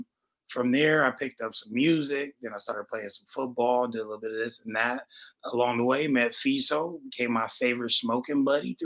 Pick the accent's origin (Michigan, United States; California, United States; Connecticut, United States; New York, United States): California, United States; San Diego; I'm from San Diego.